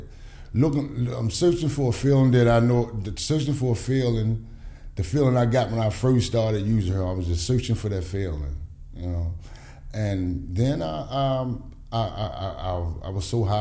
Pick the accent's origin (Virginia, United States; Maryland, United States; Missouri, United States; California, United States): Maryland, United States; Baltimore; I'm from Sandtown area.